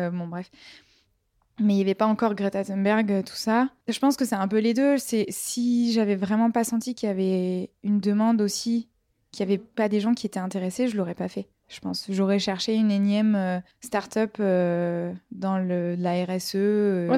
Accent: Marseille, Provence-Alpes-Côte d'Azur, France; moi je viens de Marseille

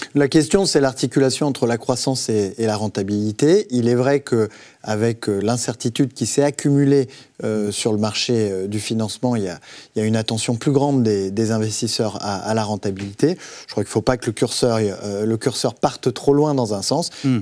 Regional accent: Haute-Loire, Auvergne-Rhône-Alpes, France; now in Versailles, France; Haute-Loire, c'est-à-dire en Auvergne, euh, là où j'ai grandi

